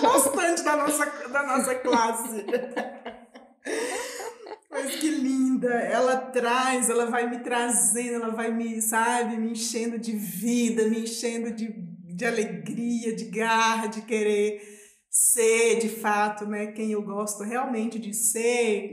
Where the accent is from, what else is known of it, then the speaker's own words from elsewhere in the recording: Belo Horizonte, Minas Gerais, Brazil; moved away as an adult; also born or lived in Quilombo Baú, near Araçuaí; now in São Paulo, Brazil; Então eu cresci em Belo Horizonte, trabalhando em casa de família